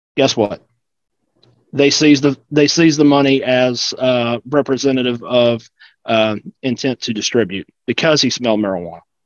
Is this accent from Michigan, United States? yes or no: no; South Carolina, United States; now in Georgia, United States; I grew up in South Carolina